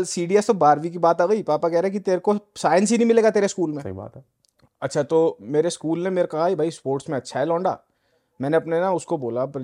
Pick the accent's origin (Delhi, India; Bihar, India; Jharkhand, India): Delhi, India; moved away as an adult; also born or lived in Noida; now in Canada; delhi born and Delhi born and bread Delhi से typical तो Rohini in fact